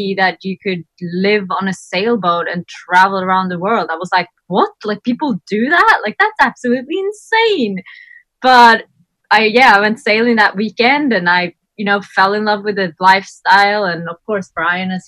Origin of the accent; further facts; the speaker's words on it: Sweden; moved away as an adult; also born or lived in Melbourne, Australia; I'm originally from Sweden